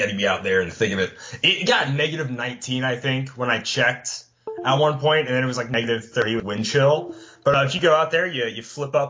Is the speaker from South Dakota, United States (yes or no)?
yes; South Dakota, United States; I'm from South Dakota.